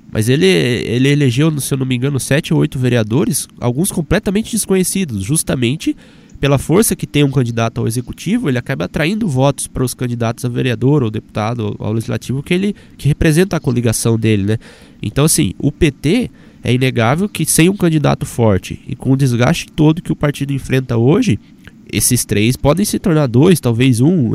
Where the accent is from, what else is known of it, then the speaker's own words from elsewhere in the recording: Apucarana, Paraná, Brazil; now in Curitiba, Brazil; lá na minha cidade, por exemplo, Apucarana